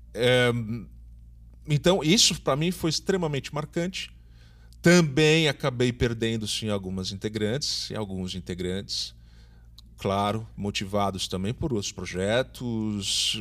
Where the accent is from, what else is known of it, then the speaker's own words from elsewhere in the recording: São Paulo, Brazil; now in Recife, Brazil; eu sou de São Paulo, mas já moro aqui há 20 anos